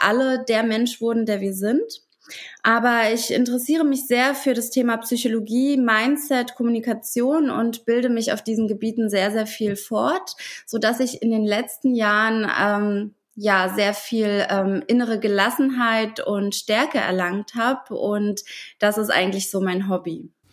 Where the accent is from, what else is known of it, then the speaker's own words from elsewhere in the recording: Ukraine; moved away; Ursprünglich komme ich aus der Ukraine